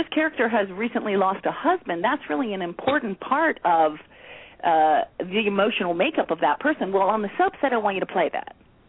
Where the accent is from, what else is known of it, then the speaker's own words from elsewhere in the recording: Atlanta, Georgia, United States; accent: southern; I'm from Atlanta, but I was raised by parents from the north, and because I was an ice skater, I was away a lot.